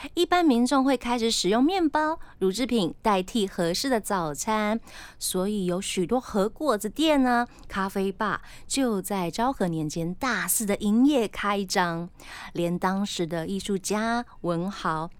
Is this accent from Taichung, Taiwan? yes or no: no; Tainan, Taiwan; now in Taipei, Taiwan; 我本身就是在台南长大的小孩